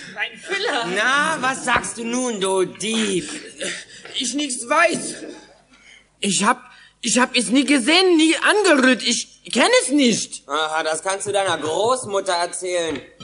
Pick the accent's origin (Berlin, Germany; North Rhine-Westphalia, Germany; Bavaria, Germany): Berlin, Germany; ich komme auch aus Berlin